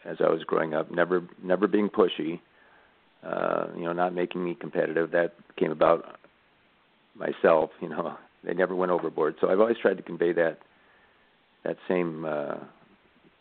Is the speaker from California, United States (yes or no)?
no; Burlington, Iowa, United States; I'm from Iowa, by the way, southeast Iowa. Burlington is the town I'm from. And at that time, we lived in a little, not really a suburb, but a town kind of connected to Burlington, West Burlington, Iowa.